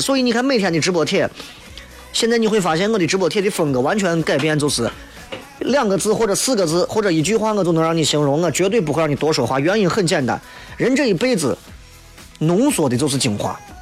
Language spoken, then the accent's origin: Chinese; Shaanxi, China; 我们陕西人